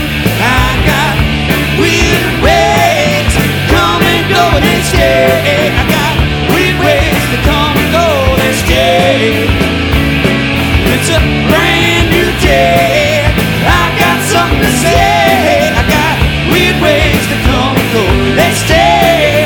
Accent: Dhahran, Eastern Province, Saudi Arabia; You know, part of my problem is growing up in Dahran, I grew up not only behind chain link fences, but blast-proof cement blocks that surrounded particular buildings.

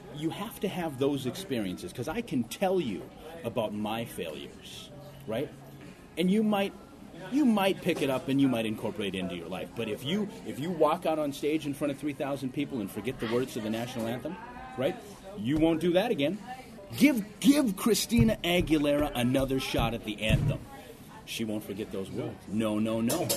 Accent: Ortonville, Minnesota, United States; also born or lived in Seoul, South Korea; When I was young, growing up in Ortonville, Minnesota

